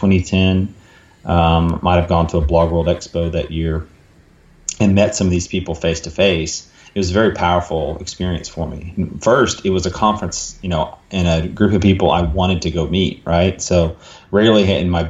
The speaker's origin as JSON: {"language": "English", "town": "Dallas", "region": "Texas", "country": "United States", "tie": "born or raised there", "said": "in Dallas, my hometown here in Dallas"}